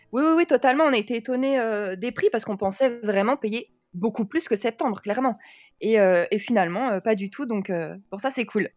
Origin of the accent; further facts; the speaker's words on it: France; moved away as an adult; now in Belgium; j'ai trente-deux ans, je suis française.